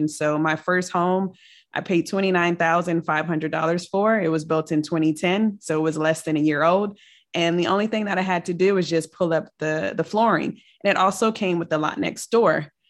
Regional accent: Richmond, Virginia, United States; also born or lived in Germany / Kentucky / Colorado / California; I am from the Richmond, Virginia area. However, my father was in the military, so I have lived all over the world. And I'm so happy to say that I'm a military brat. And so I was born in Germany.

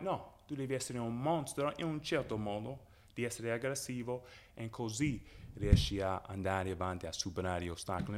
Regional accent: Chicago, Illinois, United States; first language English; Italian is a second language; moved away as an adult; also born or lived in Orlando / Avellino; now in Italy; io vengo da Westside

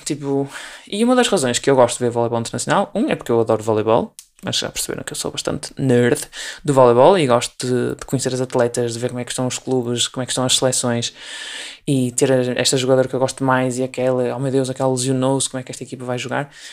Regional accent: Portugal; sendo portuguesa

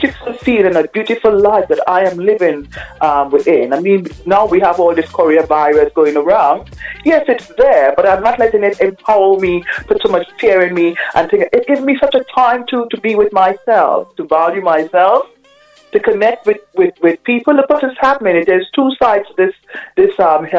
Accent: Trinidad & Tobago; moved away; also born or lived in Aruba / New York City, United States; I'm originally from a lovely island called Aruba in the in Caribbean, and I grew up in Trinidad

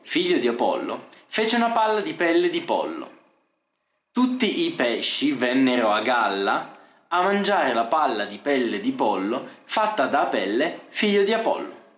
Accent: Italy; first language Italian; sono italiano

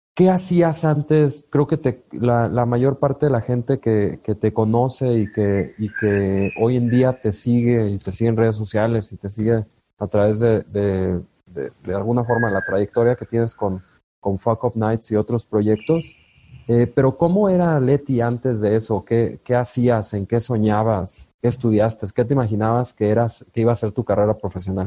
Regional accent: La Piedad, Michoacán, Mexico; yo crecí en La Piedad, Michoacán

